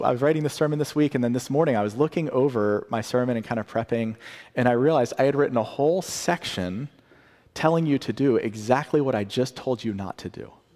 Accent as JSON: {"language": "English", "region": "the South", "country": "United States", "said": "I'm from the South"}